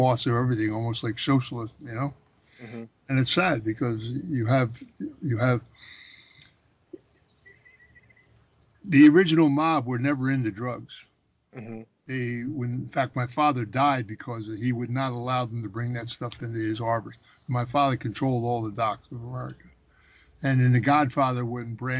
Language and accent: English; Philadelphia, Pennsylvania, United States; when I was a kid growing up in Philadelphia